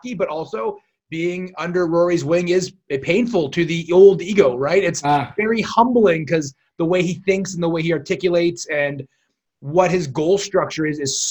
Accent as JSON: {"language": "English", "country": "Canada", "said": "I'm Canadian"}